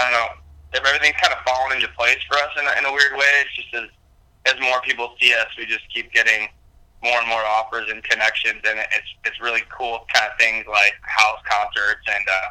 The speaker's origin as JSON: {"language": "English", "region": "Missouri", "country": "United States", "moved": "yes", "lives_now": "Ashland, United States", "said": "we're from Missouri, but we've lived in Ashland. I've lived in Ashland for 13 years"}